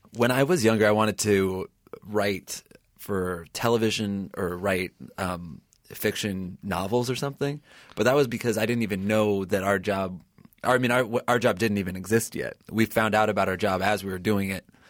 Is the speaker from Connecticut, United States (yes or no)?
yes; New Haven, Connecticut, United States; I grew up in New Haven, Connecticut